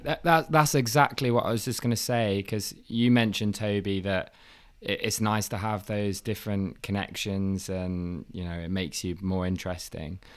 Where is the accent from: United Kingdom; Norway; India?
United Kingdom; Leicester, East Midlands; moved away as an adult; also born or lived in Coventry; now in London, United Kingdom; I'm from Leicester, but I live in Tooting now.